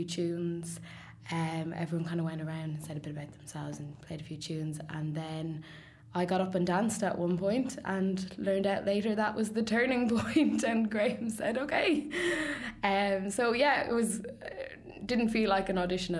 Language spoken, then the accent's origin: English; Sligo, Connacht, Ireland; now in Dublin, Ireland; I'm from Sligo originally, but I've lived in Dublin for some time now